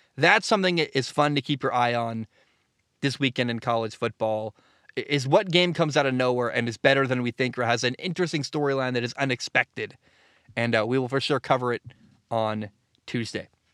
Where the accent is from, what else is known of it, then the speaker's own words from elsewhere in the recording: Oregon, United States; I live in the Northwest. I'm from Oregon.